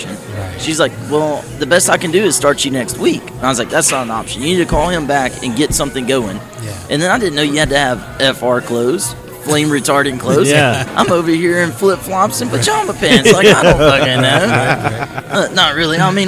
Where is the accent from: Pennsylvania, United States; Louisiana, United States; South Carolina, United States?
Louisiana, United States; Natchitoches; moved away as an adult; also born or lived in Shreveport, Louisiana / Florida / West Texas; now in San Angelo, United States; I grew up in Louisiana, central Louisiana, Natchitoches, Louisiana